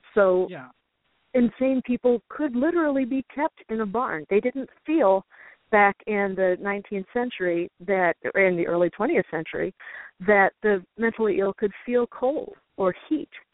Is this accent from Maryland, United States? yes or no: no; Chicago, Illinois, United States; now in Illinois River area, United States; I grew up in the Chicago suburbs, which is uh-huh. two and a half hours north of here.